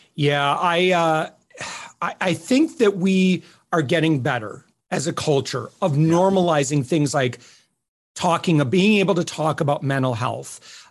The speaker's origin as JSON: {"language": "English", "region": "Midwest", "country": "United States", "said": "I'm from the Midwest and, you know, very, you know, working poor kind of culture."}